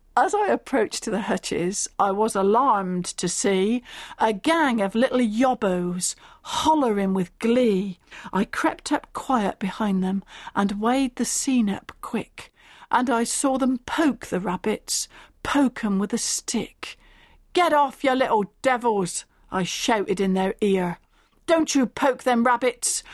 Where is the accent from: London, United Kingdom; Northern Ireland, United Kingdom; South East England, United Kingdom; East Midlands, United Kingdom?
South East England, United Kingdom; Stanford in the Vale; I was brought up in the Berkshire village of Stamford in the Vale.